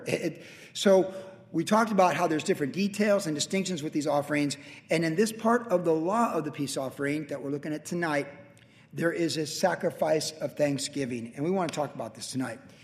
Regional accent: Carlsbad, California, United States; my hometown of Carlsbad

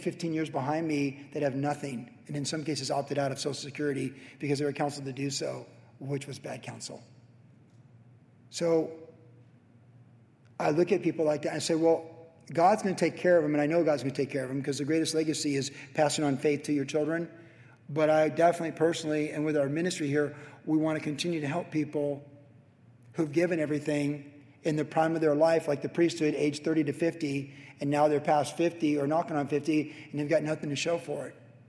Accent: Carlsbad, United States; growing up in Carlsbad in the 70s.

